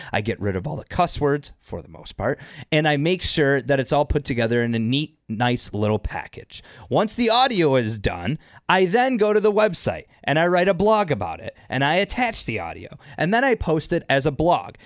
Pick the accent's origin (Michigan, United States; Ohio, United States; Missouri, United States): Michigan, United States; Northern; also born or lived in Detroit, Michigan; I grew up in Detroit till I was ten, and then I spent most of my life in Northern Michigan